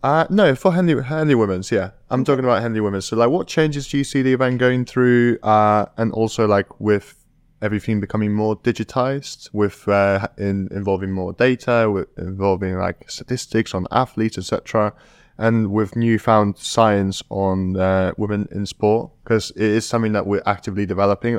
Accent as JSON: {"language": "English", "country": "Poland", "moved": "yes", "said": "I'm from a village in Poland."}